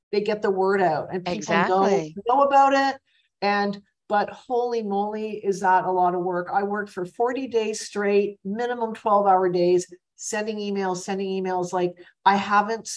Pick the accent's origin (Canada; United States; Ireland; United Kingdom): Canada; Toronto, Ontario; moved away as an adult; now in Montreal, Canada; Which is my hometown, which is where I was born